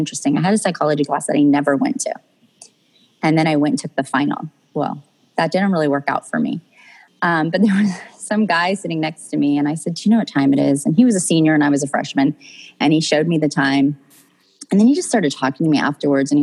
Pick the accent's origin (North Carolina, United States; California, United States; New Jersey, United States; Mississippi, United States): California, United States; Central; I grew up in, I guess, Central California, like Paso Robles area, King City, Salinas, Monterey, that area.